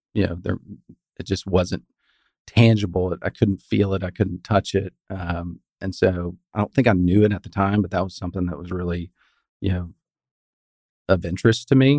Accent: West Texas, United States; moved away as an adult; also born or lived in Houston / Fort Worth; I grew up in West Texas

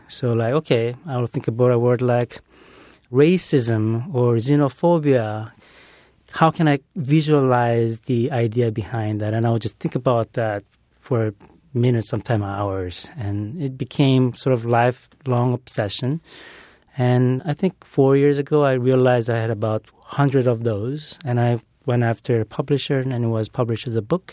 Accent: Brazil; moved away; growing up in Brazil

